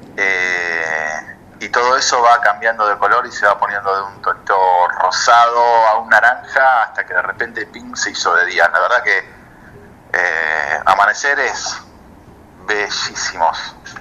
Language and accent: Spanish; Villa Regina, Río Negro, Argentina; moved away as an adult; now in Ushuaia, Argentina; Soy nacido en Río Negro, en Villa Regina, en el Alto Valle